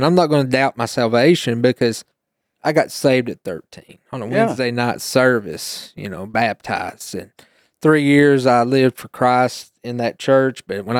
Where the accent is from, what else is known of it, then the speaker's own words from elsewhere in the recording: Oak Ridge, Tennessee, United States; I grew up in Oak Ridge, and my grandparents, they went to New Salem, which is on 61.